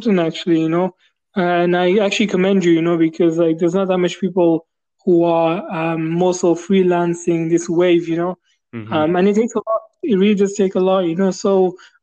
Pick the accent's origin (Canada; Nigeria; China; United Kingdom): United Kingdom; I'm from the United Kingdom